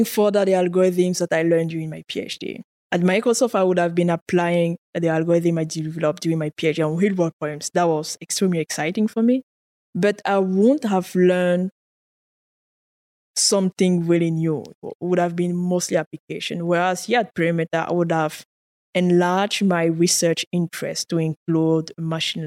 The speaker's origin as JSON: {"language": "English", "country": "Cameroon", "first_language": "French", "second_language": "English", "moved": "as an adult", "lives_now": "Canada", "said": "I did in high school French education. I studied in French. Naturally, I'm like French speaker, my mother tongue, quote unquote. But then I moved to an English university in the western part of Cameroon"}